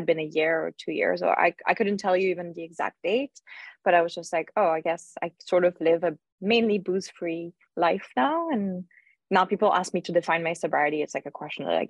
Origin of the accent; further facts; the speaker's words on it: Lyon, Auvergne-Rhône-Alpes, France; moved away; I grew up in Lyon